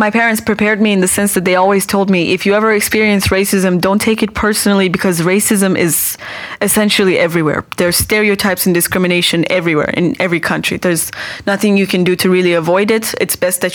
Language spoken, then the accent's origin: English; Iran; also born or lived in Slovakia; now in Bratislava, Slovakia; It is my home country. It's where I was born and raised